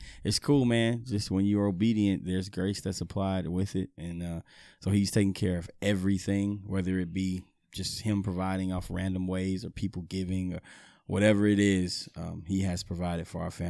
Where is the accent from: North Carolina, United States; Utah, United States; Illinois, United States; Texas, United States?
Texas, United States; Houston; I'm from Houston, man.